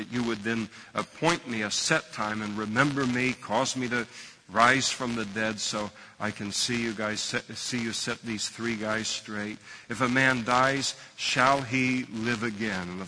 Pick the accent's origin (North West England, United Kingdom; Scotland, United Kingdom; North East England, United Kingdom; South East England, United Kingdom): Scotland, United Kingdom; I'm a Scot, and the cheapest way to deal with all of this is just to burn the whole thing.